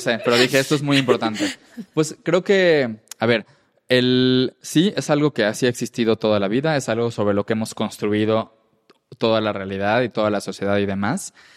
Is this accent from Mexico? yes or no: yes; Yucatán, Mexico; first language Spanish; yo soy de Yucatán, donde se usan palabras en maya y las españolizamos